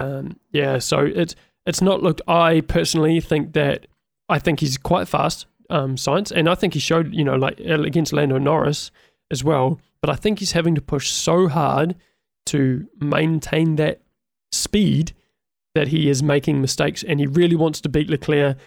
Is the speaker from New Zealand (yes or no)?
yes; New Zealand; I'm a Kiwi